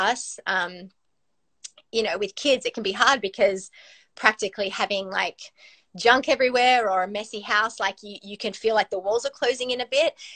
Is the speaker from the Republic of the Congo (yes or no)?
no; Australia; moved away as an adult; now in California, United States; we were, you know, born and raised in Australia.